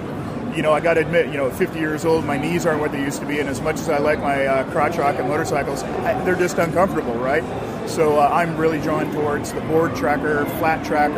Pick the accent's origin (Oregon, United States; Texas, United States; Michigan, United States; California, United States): Oregon, United States; Redland; I'm from Redland, Oregon, just southeast of Portland. Born and raised Oregonian.